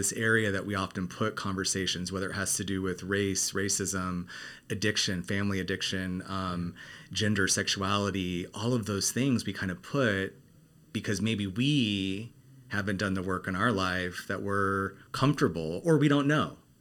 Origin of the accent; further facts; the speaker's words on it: Arizona, United States; now in Los Angeles, United States; I grew up in Arizona